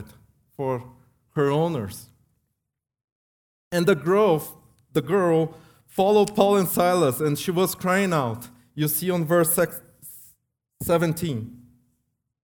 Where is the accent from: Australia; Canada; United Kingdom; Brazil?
Brazil; moved away; I came from Brazil